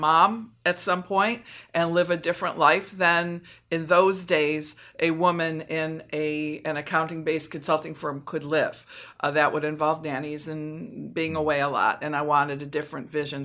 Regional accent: Michigan, United States; moved away as an adult; also born or lived in Philadelphia; I studied economics as an undergrad at University of Michigan, which is my home state

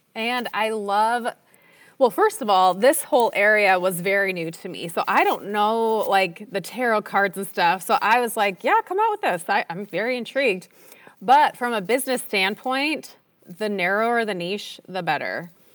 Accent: Minnesota, United States; moved away as an adult; also born or lived in Utah; I grew up in Minnesota

